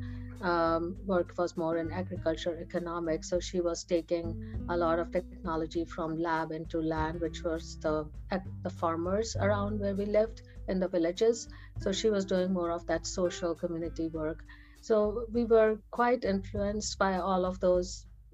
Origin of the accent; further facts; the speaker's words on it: India; moved away as an adult; now in United States; I was born in India. I was, and we used to live in not a very huge city. We used to live very close to New Delhi